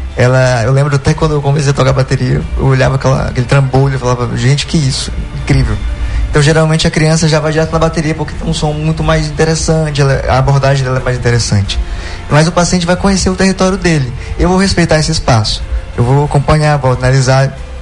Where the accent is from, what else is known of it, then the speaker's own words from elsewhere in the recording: Tucuruí, Pará, Brazil; also born or lived in Belém; E é minha cidade natal